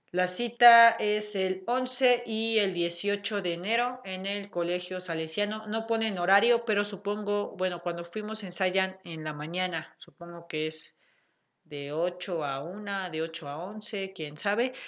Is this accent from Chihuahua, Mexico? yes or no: no; Puebla, Mexico; aquí en Puebla porque, pues porque somos de Puebla